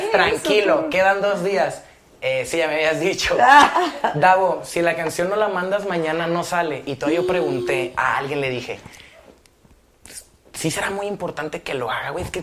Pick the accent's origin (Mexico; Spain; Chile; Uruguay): Mexico; disculpen mi ignorancia, sé que soy mexicano